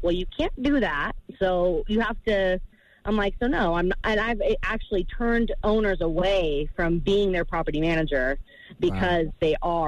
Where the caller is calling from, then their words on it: Las Vegas, Nevada, United States; I'm calling from Las Vegas.